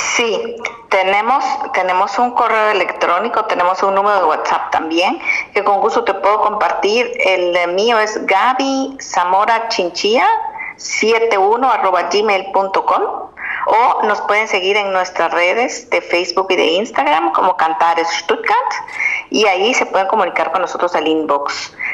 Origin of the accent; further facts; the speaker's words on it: Guatemala; moved away; Yo soy guatemalteca